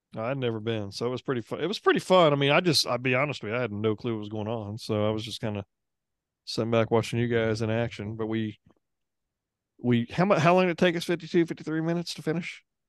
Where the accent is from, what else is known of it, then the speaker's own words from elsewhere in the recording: Oklahoma, United States; we're from Oklahoma